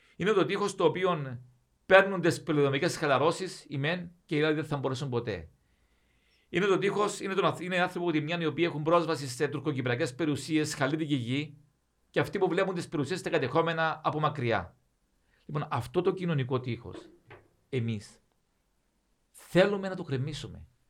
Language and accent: Greek; Cyprus